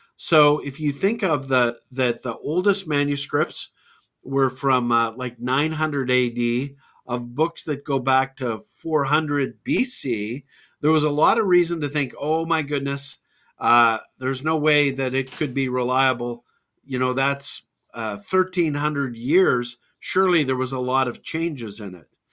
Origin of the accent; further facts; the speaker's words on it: Calgary, Alberta, Canada; a university student at the University of Calgary, uh, in my hometown